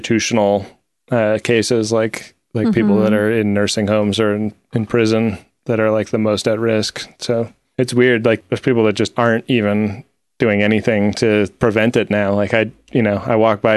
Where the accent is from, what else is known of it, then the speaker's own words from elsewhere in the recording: Oakland, California, United States; I grew up in Oakland, California, and the Bay Area's alternative rock station was Live 105.